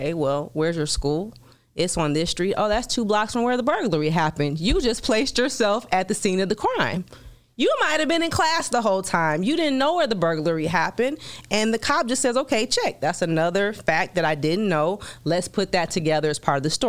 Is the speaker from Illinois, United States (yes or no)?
yes; Chicago, Illinois, United States; moved away as an adult; also born or lived in Washington, D.C.; I'm from Chicago originally.